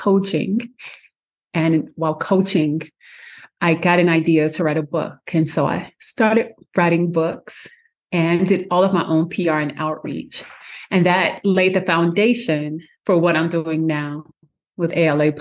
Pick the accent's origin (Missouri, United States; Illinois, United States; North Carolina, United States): Missouri, United States; St. Louis; I am originally from St. Louis, Missouri.